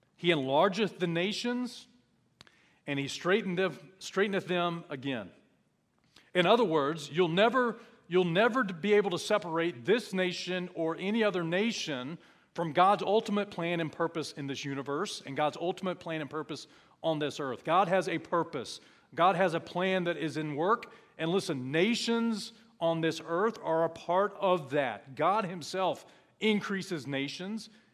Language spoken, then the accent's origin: English; United States; as an American.